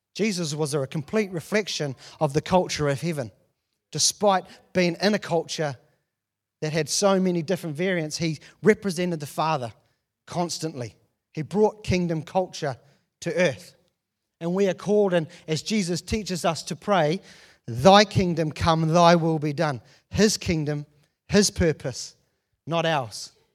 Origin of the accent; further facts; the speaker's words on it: New Zealand; being born and raised in New Zealand and not traveled anywhere